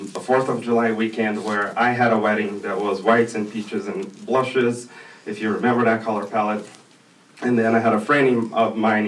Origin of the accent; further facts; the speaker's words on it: Brazil; moved away; I'm originally from Brazil